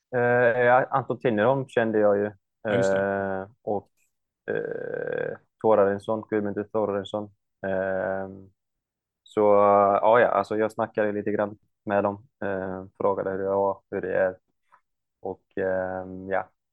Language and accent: Swedish; Iceland; moved away as an adult; also born or lived in United States; now in Norrköping, Sweden; jag kommer ju från Island och stället jag kommer ifrån är ganska typ kan man förklara, alltså nära USA, alltså eh, US eh, Army var ju, hade ett base eh, uppe vid, i min stad